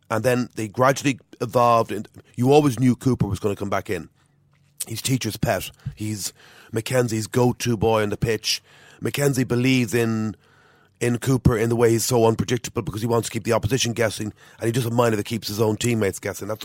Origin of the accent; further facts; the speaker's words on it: Ireland; As an Irish person, you just wanted to cower out